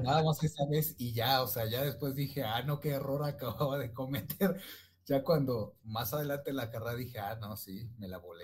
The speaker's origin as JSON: {"language": "Spanish", "town": "Ecatepec", "region": "State of Mexico", "country": "Mexico", "said": "soy de la República Hermana de Catepec"}